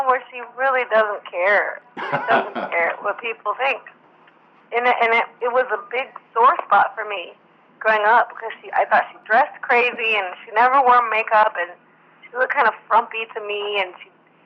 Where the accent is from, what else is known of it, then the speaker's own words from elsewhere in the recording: Portland, Oregon, United States; I'm from Portland